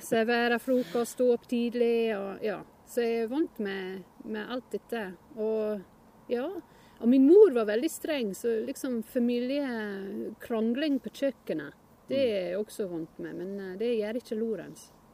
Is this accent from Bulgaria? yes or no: no; Northumberland, North East England, United Kingdom; Norwegian is a second language; moved away as an adult; now in Norway; jeg kommer fra Northumberland. Og det er midt imellom Newcastle og Edinburgh på østkysten